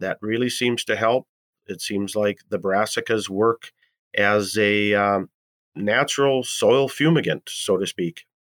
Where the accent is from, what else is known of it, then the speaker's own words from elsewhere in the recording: Columbus, North Dakota, United States; I'm from Columbus, North Dakota